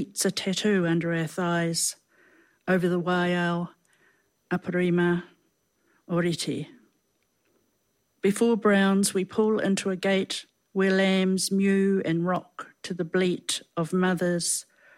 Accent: Tuatapere, Southland, New Zealand; I was born in Southland, Tuatapere

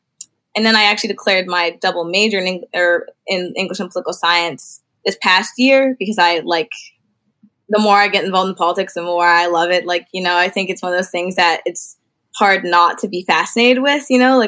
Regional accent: Salem, Ohio, United States; I'm from Salem, Ohio, which is only like 45 minutes away from Kent. And I'm first generation college student.

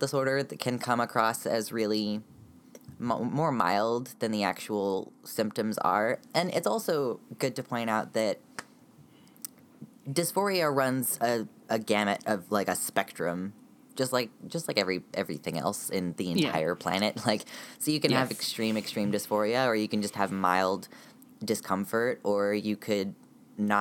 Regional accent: United States; I'm transmasculine and very American

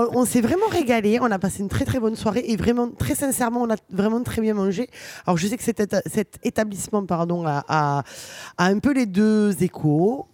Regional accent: Toulouse, Occitania, France; je suis une pure Toulousaine. Du moins, je suis née ici

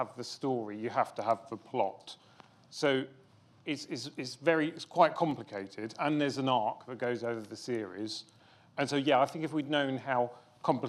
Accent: London, United Kingdom; accent: Cockney; I was born in the East End, weirdly enough, as you can tell from my Cockney accent. So, but I was born in the East End

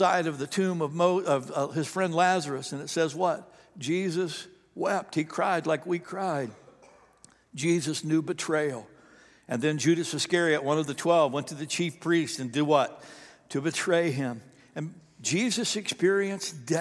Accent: the South, United States; we're from the South here

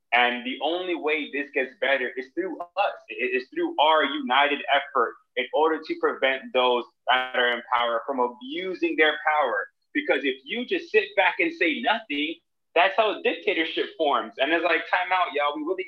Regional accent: Jamaica; as I really think about, you know, my upbringing, like, I'm Jamaican, and because I'm Jamaican, we just fight for rights.

